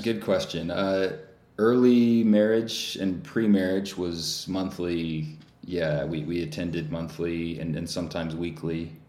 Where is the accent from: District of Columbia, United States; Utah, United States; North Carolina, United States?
Utah, United States; growing up in Utah